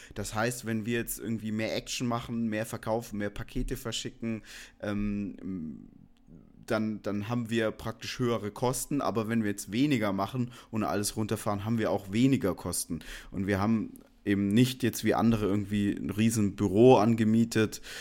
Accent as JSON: {"language": "German", "town": "Stuttgart", "region": "Baden-Württemberg", "country": "Germany", "tie": "born or raised there", "said": "ich komme aus der Ecke Stuttgart. Ich bin da aufgewachsen"}